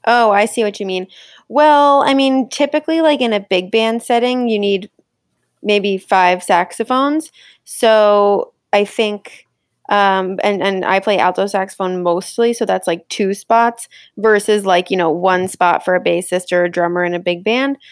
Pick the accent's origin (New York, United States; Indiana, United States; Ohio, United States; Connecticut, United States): Connecticut, United States; moved away; also born or lived in Rochester; growing up in Connecticut, like, I was able to come into the city a bunch